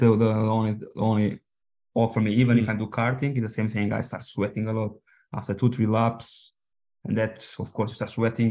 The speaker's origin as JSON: {"language": "English", "country": "Portugal", "second_language": "English", "said": "we are from Portugal, I'm Portuguese"}